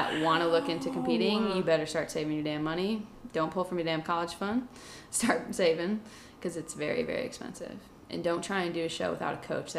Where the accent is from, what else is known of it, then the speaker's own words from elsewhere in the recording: Pennsylvania, United States; Growing up in Pennsylvania with friends the size of toothpicks, I always saw myself as the fat friend, even though looking back on pictures, I was just an average-sized kid.